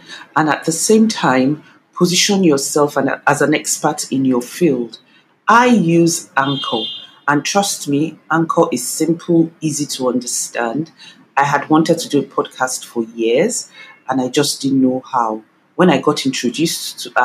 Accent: Nigeria; Nigeria, my home country

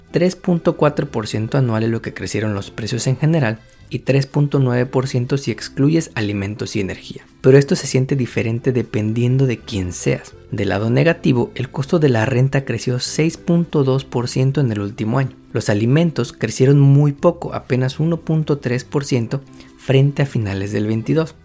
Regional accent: Mexico

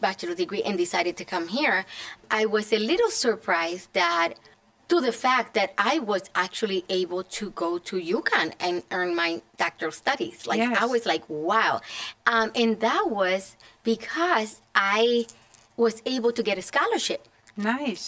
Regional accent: Puerto Rico; moved away as an adult; now in Connecticut, United States; I was born and raised in Puerto Rico

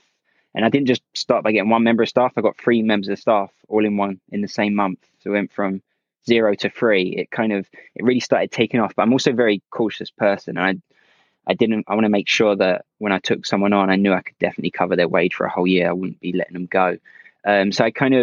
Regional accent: Essex, East of England, United Kingdom; moved away as an adult; now in London, United Kingdom; I'm originally from Essex, but I now live in London, where my company's based

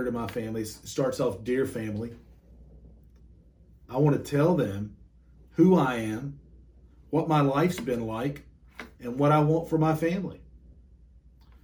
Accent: Cleveland County, North Carolina, United States; I grew up in Cleveland County. It's a couple of counties over west of Charlotte, of Mecklenburg County

